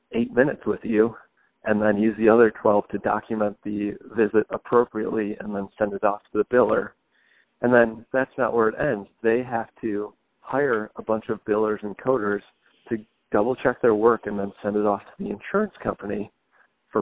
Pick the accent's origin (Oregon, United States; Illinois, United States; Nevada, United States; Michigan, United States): Michigan, United States; Grosse Pointe; also born or lived in Detroit; I was born here, and I grew up in Grosse Pointe, so I've always been in and around the city